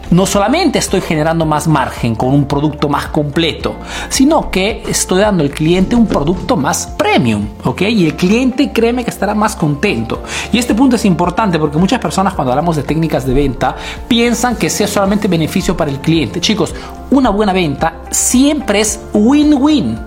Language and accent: Spanish; Peru; now in Italy